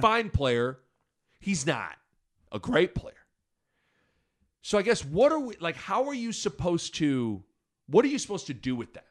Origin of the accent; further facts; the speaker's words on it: Lincoln, Nebraska, United States; I grew up in Lincoln and I love Nebraska